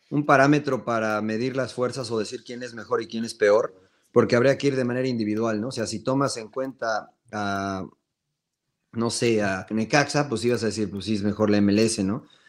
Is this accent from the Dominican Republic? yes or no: no; Mexico; Como mexicanos